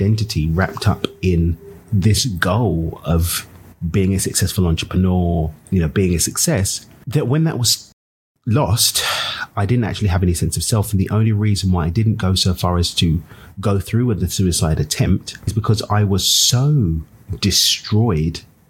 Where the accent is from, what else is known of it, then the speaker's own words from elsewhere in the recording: London, United Kingdom; now in Cabo San Lucas, Mexico; I'm from East London in the UK. I get to call Cabo Mexico home.